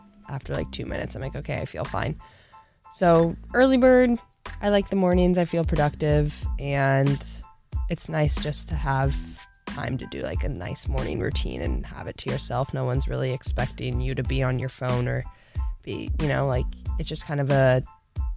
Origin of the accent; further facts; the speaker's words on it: Tustin, California, United States; my hometown, good old Tustin, California